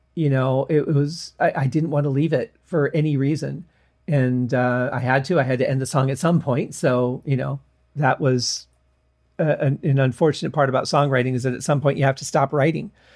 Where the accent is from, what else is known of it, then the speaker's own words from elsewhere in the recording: Michigan, United States; growing up in Michigan